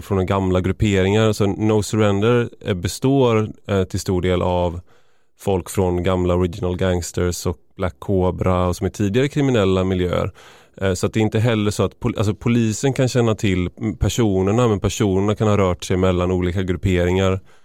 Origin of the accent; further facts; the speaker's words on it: Gothenburg, Västra Götaland, Sweden; där jag kommer ifrån i Göteborg, i Majorna